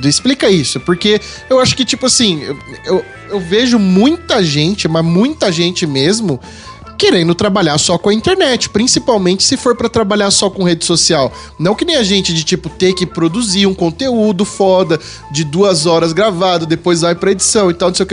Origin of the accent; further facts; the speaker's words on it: São Paulo, Brazil; Eu sou paulista